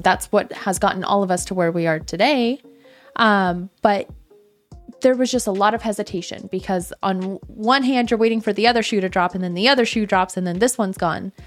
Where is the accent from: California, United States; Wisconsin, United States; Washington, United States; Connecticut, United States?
Washington, United States; Seattle; moved away; my, my hometown of Seattle's up there